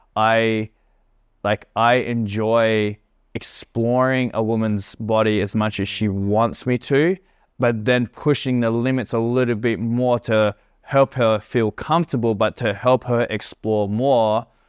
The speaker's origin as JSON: {"language": "English", "country": "Australia", "also_born_or_lived": "Perth", "moved": "yes", "lives_now": "Bali, Indonesia", "said": "I'm an Australian"}